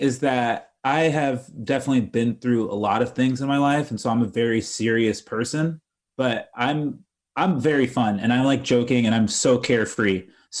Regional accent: Tampa, Florida, United States; I'm originally from Tampa, Florida.

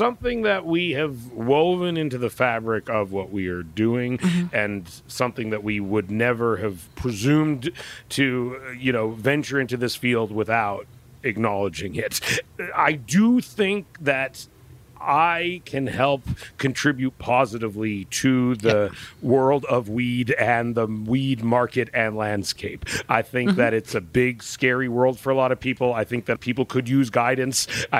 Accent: Pacific Northwest, United States; we're from the Pacific Northwest, and we would always hear about the Pineapple Express was coming

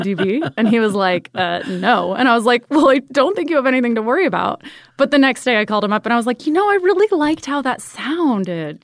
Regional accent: Ventura, California, United States; moved away; Grew up in Ventura

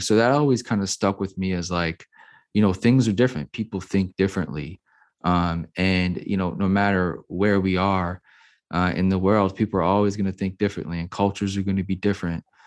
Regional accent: New Orleans, Louisiana, United States; I grew up, I was born and raised in New Orleans, Louisiana

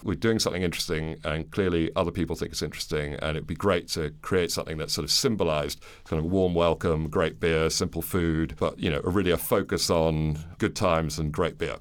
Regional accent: London, United Kingdom; also born or lived in New York, United States / Guangzhou, China / Manila, Philippines; I was born in New York, moved to London when I was eight. My parents are American. I went to school here all the way through and university

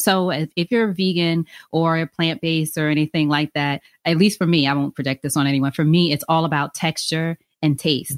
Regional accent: Long Island, New York, United States; also born or lived in Queens, New York; I'm from New York originally. And, but my immediate family lived in Long Island

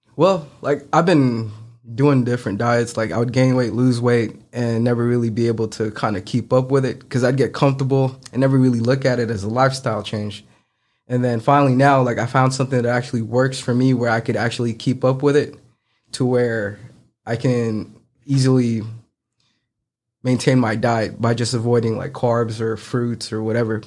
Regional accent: San Francisco, California, United States; moved away as an adult; also born or lived in Philippines; now in Memphis, United States; I grew up in San Francisco all my life and ended up here in Memphis after graduating, uh, nursing school

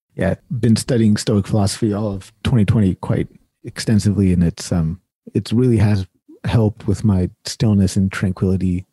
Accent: Sacramento, California, United States; I'm born and raised in Sacramento, California

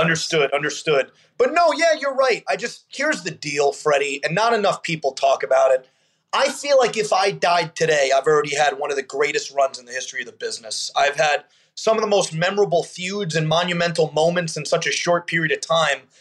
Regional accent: Long Island, New York, United States; a young kid growing up in Long Island

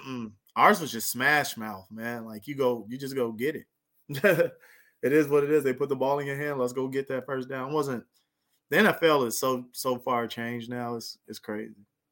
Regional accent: near Lancaster/Palmdale, California, United States; right by my hometown

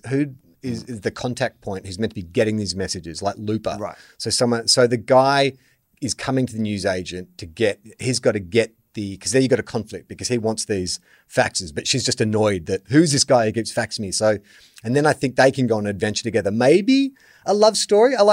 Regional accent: Australia; I'm a white Australian, so chances are there's some Irish in there somewhere.

